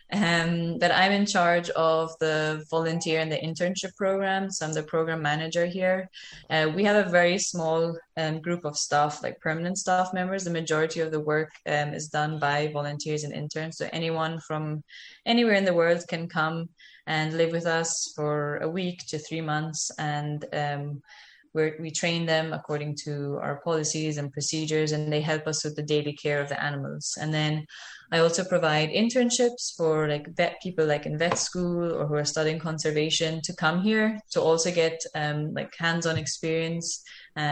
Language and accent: English; Malta; moved away as an adult; now in Costa Rica; I'm from Malta, which is a very tiny island in the Mediterranean